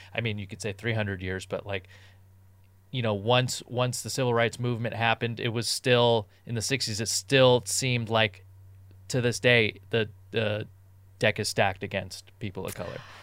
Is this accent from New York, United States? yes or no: no; Southern California, United States; growing up in Southern California